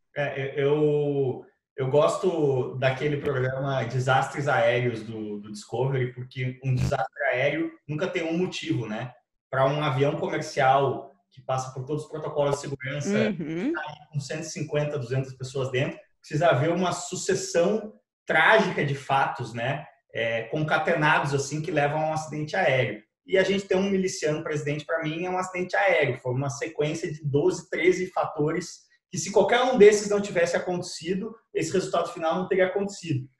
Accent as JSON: {"language": "Portuguese", "country": "Brazil", "also_born_or_lived": "United States", "said": "Eu, como brasileiro branco e rico"}